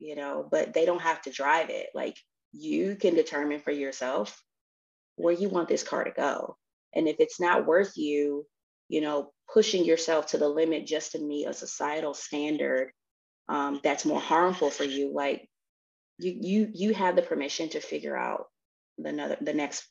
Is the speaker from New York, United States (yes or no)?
no; Tennessee, United States; I'm from Tennessee